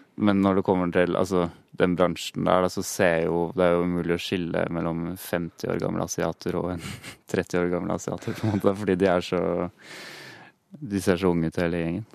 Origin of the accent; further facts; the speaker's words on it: Hønefoss, Buskerud, Norway; vi er begge fra Hønefoss, og vi gikk på barneskolen sammen.